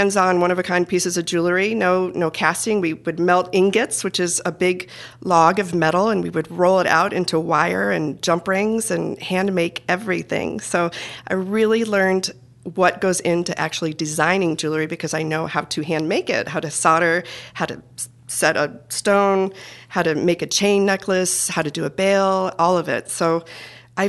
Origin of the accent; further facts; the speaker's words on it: Perrysburg, Ohio, United States; I was born and raised in Toledo, Ohio. In fact, a little town called Perrysburg outside of Toledo, Ohio